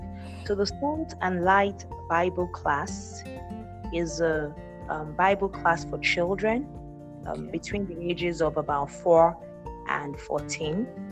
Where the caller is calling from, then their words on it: Lagos, Nigeria; I'm joining in from Lagos, Nigeria.